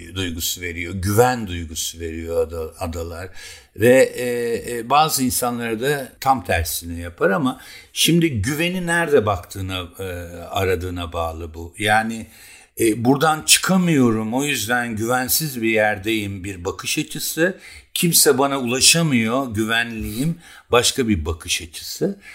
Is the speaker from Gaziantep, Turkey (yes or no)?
no; Keban, Elazığ Province, Turkey; now in Bozcaada, Turkey; Bizim çocukluğumuz Keban Barajı'nda geçti.